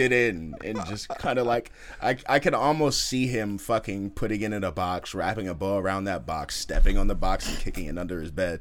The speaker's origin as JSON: {"language": "English", "town": "Oakland", "region": "California", "country": "United States", "said": "I'm from Oakland"}